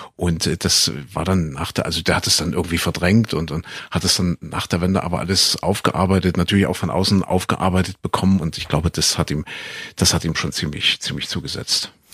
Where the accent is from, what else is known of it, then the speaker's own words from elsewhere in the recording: East Germany, Germany; ich bin im Osten aufgewachsen